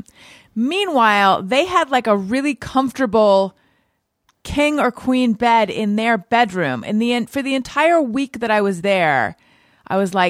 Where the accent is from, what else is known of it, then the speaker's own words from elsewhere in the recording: Southern California, United States; also born or lived in New York / Orange County; I grew up in Southern California